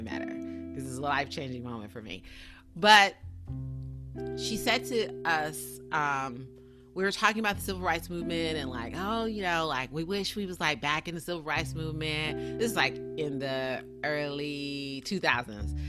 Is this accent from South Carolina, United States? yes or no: yes; South Carolina, United States; moved away as an adult; also born or lived in Tallahassee, Florida / Atlanta, Georgia / Los Angeles, California; I was born and raised in South Carolina